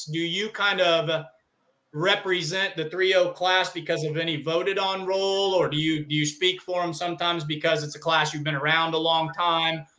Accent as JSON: {"language": "English", "region": "Missouri", "country": "United States", "said": "I'm from Missouri"}